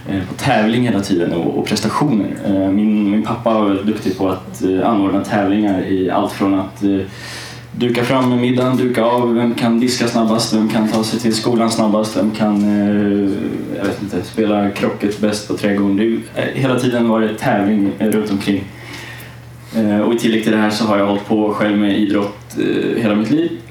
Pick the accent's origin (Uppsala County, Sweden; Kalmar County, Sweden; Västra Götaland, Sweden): Kalmar County, Sweden; Kalmar; jag är uppväxt i Kalmar. Det hör man inte på dialekten. Men jag valde bort den för den är lite stök.